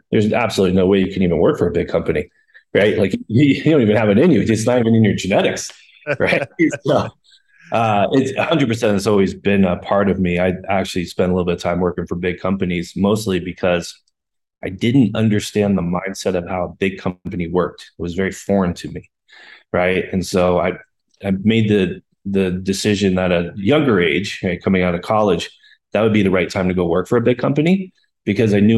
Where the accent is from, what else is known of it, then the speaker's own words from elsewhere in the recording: Colorado, United States; also born or lived in Boulder, Colorado / California / Denver, Colorado; I grew up in Colorado, lived a little bit of time in California, came back to Colorado